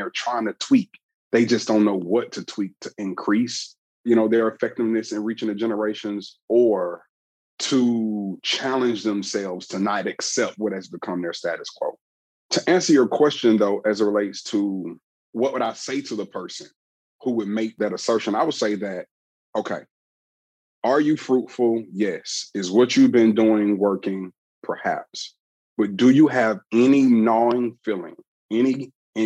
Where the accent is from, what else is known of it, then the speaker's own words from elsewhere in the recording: Atlanta, Georgia, United States; I'm from the Southeast region of the United States in Atlanta, Georgia